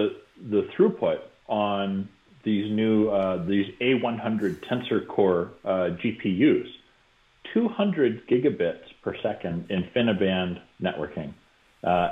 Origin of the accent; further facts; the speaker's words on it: Canada; I'm being Canadian